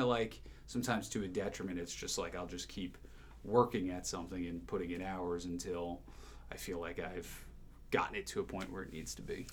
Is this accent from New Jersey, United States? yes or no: yes; New Jersey, United States; moved away as an adult; also born or lived in Rhinelander, Wisconsin / Chicago; I grew up in New Jersey